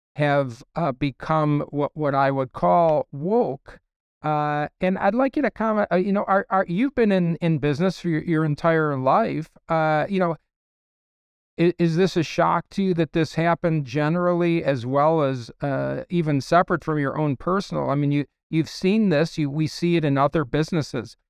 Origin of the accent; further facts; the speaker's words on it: Chicago, Illinois, United States; I was raised in a very, very Democrat Party home, uh, in Ch, I was from Chicago